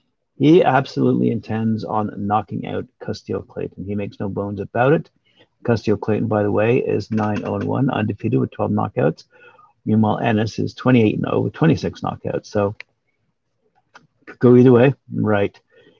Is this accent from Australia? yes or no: no; Uzbekistan; English is a second language; now in Detroit, United States; I grew up in Uzbekistan, but my career started here. I love Detroit.